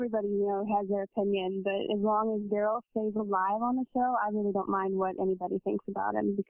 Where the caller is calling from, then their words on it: Commerce, Texas, United States; I'm calling from Commerce.